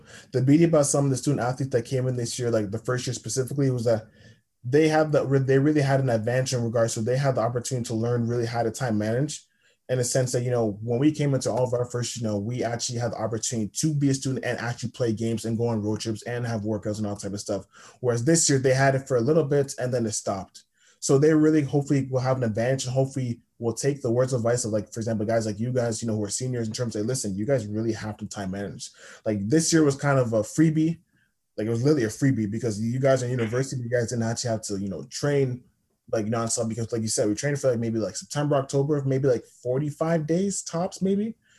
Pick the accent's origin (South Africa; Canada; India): Canada; Toronto, Ontario; So basically, yeah, I'm from Toronto.